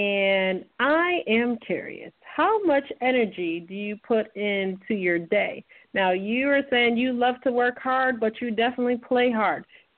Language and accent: English; Massachusetts, United States; now in Florida, United States; happen to live in Florida, but when you hear this question, being that I'm from Massachusetts